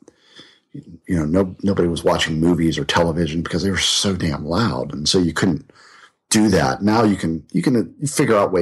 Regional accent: Pittsburgh, Pennsylvania, United States; now in North Carolina, United States; I grew up in Pittsburgh. I grew up in Pittsburgh

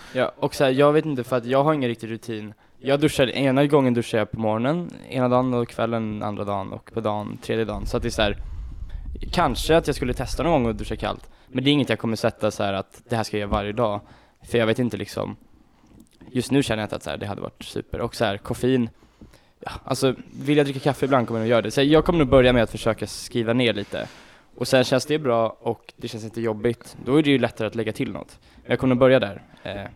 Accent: Nynäshamn, Sweden; jag bor ju inte riktigt i Nynäs där jag kommer från

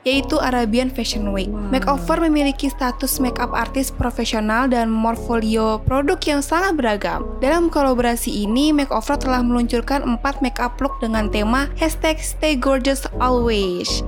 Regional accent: Indonesia; kita anak Indonesia sejati

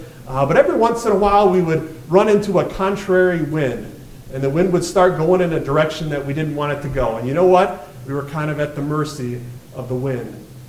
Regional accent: Michigan, United States; I was born and raised in Michigan, so I'm a true Michigander. That's what we call ourselves.

